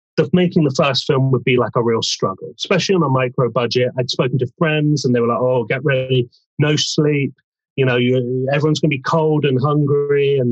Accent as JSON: {"language": "English", "town": "Bournemouth", "region": "South West England", "country": "United Kingdom", "moved": "yes", "lives_now": "London, United Kingdom", "said": "I'm from Bournemouth originally. I've lived in London for years"}